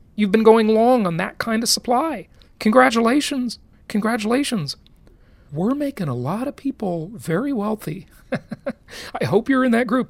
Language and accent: English; Los Angeles, California, United States; also born or lived in Orange County, California; growing up in Los Angeles